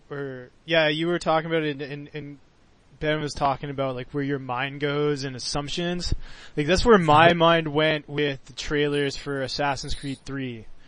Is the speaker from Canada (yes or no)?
yes; Canada; I'm from Canada. We were British.